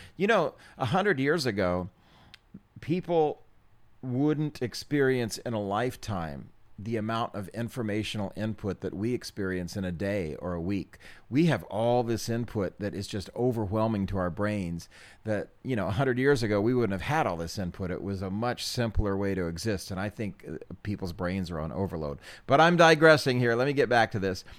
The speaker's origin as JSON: {"language": "English", "country": "United States"}